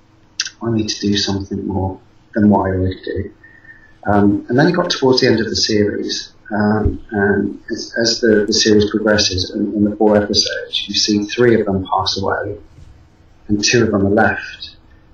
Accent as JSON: {"language": "English", "town": "Salisbury", "region": "South West England", "country": "United Kingdom", "tie": "born or raised there", "said": "It's in my hometown"}